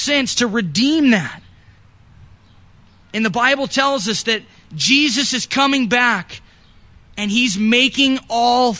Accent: United States; you're born in America. You're a Christian

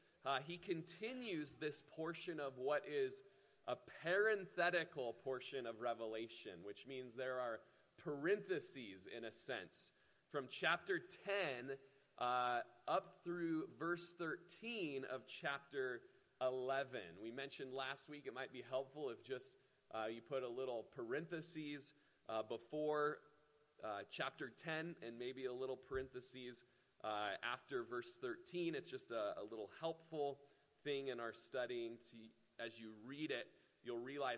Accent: Klamath Falls, Oregon, United States; moved away; the house I grew up in Klamath Falls

